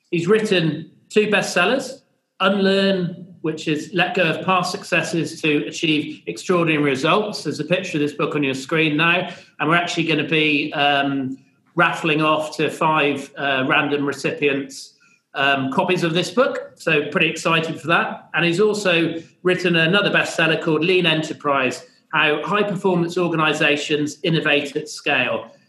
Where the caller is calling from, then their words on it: Melbourne, Victoria, Australia; And um, I'm joining here from Melbourne.